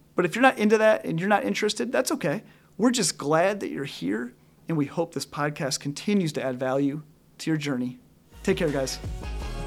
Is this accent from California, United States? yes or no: no; Northwest Illinois, United States; I grew up in Northwest Illinois, right up by the Wisconsin border.